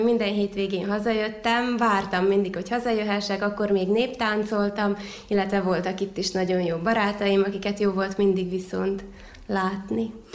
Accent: Vojvodina, Serbia; also born or lived in Szeged; itt a saját szülővárosomban

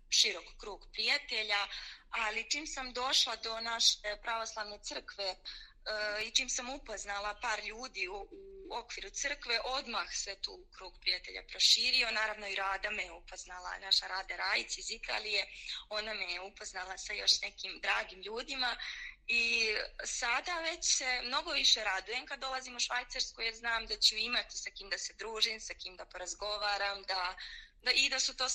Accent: Priboj, Zlatibor District, Serbia; moved away as an adult; now in Switzerland; Ja sam rodom iz Priboja na Limu, to je jedan mali gradić na granici sa Bosnom eh, u Zlatiborskom okrugu, a u Švajcarskoj sam u Švajcarsku sam došla jer sam se udala

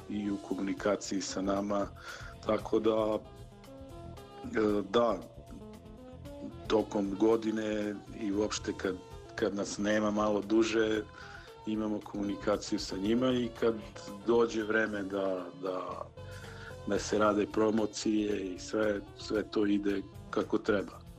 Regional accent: Niš, Southern and Eastern Serbia, Serbia; ovde kod nas u Nišu

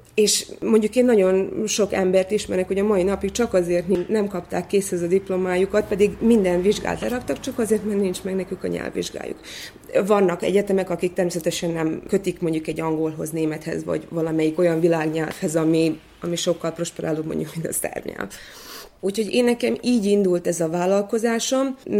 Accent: Vojvodina, Serbia; also born or lived in Szeged, Hungary; nekünk, mint vajdasági magyaroknak elismerik

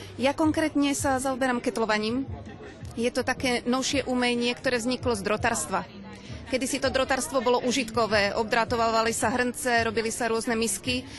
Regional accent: Ružomberok, Žilina Region, Slovakia; Všetci slovenskí umelci, ktorí sme sem teraz prišli, sme z Ružomberka a z blízkych obcí

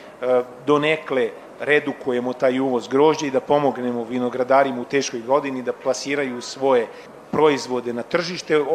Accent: Serbia

